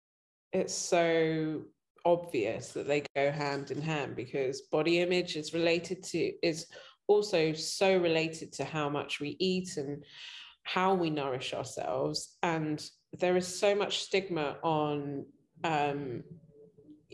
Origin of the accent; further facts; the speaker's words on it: London, United Kingdom; I grew up and I was born in London